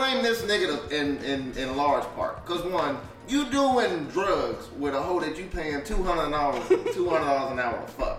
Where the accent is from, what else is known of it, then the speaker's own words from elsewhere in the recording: Atlanta, Georgia, United States; I grew up dating in Atlanta